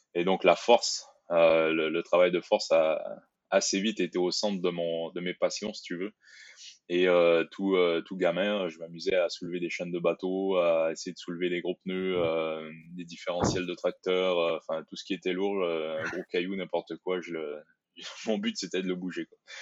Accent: Quebec, Canada; moved away as an adult; also born or lived in Brussels, Belgium; now in France; J'ai fait mes études euh, au Québec

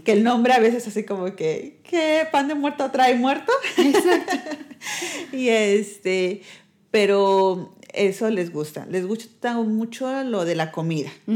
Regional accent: Mexico; moved away as an adult; now in Netherlands; somos los mexicanos y los holandeses, tenemos una cultura muy diferente, nosotros tendemos a ser muy amistosos

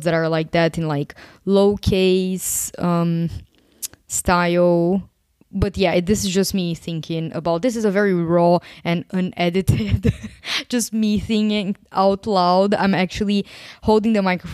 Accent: Brazil; moved away as an adult; also born or lived in Portugal; now in Greece; I'm actually from Brazil.

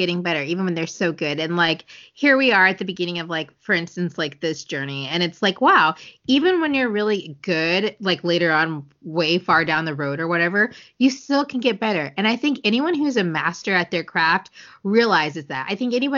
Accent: United States; first language English; we are American

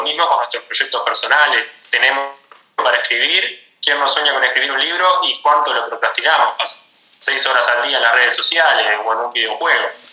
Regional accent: Uruguay; yo soy de Uruguay, soy entrenador personal

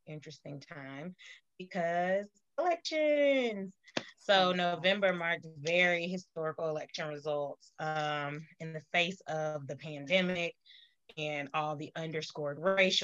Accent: Georgia, United States; since that's my home state, Georgia

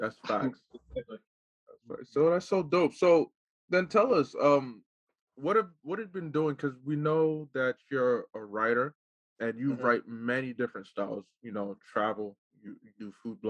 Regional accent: New Jersey, United States; moved away; also born or lived in Ohio

